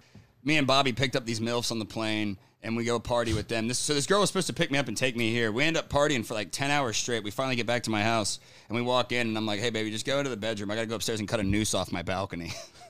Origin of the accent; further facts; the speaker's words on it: Dayton, Ohio, United States; moved away as an adult; now in Texas, United States; I'm actually not from Texas, dude. I didn't have a Lone Star until I was like 23. Originally from Ohio.